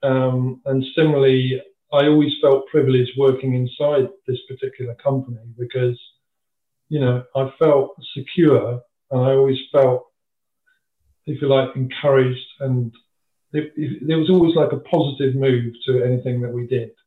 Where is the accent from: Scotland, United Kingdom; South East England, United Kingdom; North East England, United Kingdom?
South East England, United Kingdom; Dover; I was born and bred in Dover